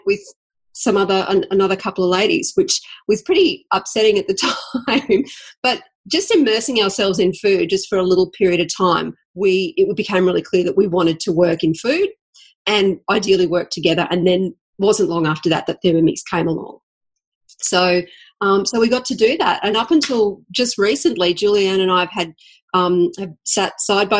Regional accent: Toowoomba, Queensland, Australia; now in Brisbane, Australia; I grew up in Toowoomba, and I moved to Brisbane

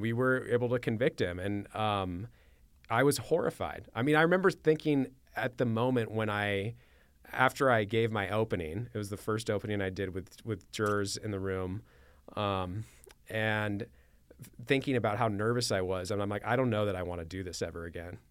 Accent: Manhattan Beach, California, United States; also born or lived in Torrance; born and raised in Southern California

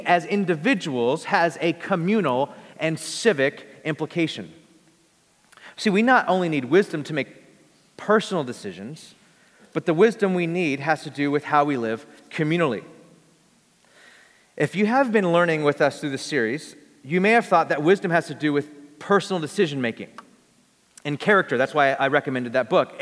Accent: Bakersfield, California, United States; I'm from Bakersfield, I'm a simple folk. You know, I just come from a simple place, Bakersfield, California

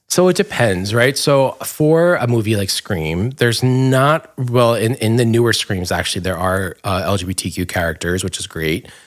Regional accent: Dumont, New Jersey, United States; moved away; I grew up in Dumont in Bergen County

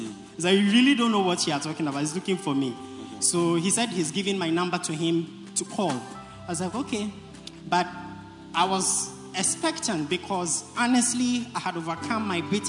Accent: Accra, Greater Accra, Ghana; I am from British Accra constituency. And I'm a center leader for Jamestown.

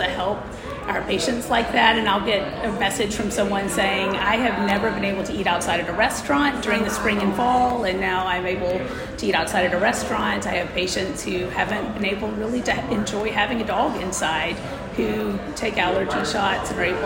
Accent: Gainesville, Georgia, United States; also born or lived in Birmingham, Alabama; return to my hometown of Gainesville, Georgia

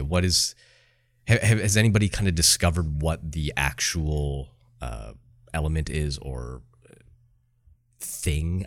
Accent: Canada; I'm Canadian

